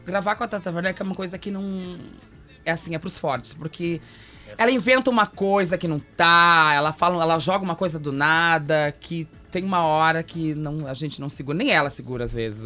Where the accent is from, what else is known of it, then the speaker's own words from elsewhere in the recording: Santo Ângelo, Rio Grande do Sul, Brazil; moved away as an adult; now in Porto Alegre, Brazil; Quando eu cheguei aqui em Porto Alegre lá em 2005, sou de Santo Ângelo